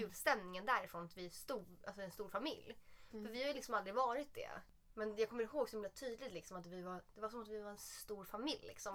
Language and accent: Swedish; south of Södermalm, Stockholm County, Sweden; man är ju uppvuxen söder om söder